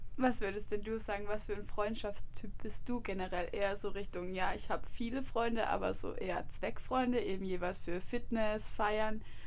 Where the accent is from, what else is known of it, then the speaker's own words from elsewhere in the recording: Freiburg, Baden-Württemberg, Germany; moved away as an adult; ich komme nicht von hier, also ich komme aus Freiburg